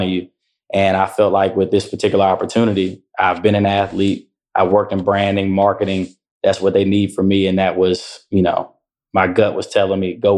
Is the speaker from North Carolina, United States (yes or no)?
yes; Durham, North Carolina, United States; was born and raised in Durham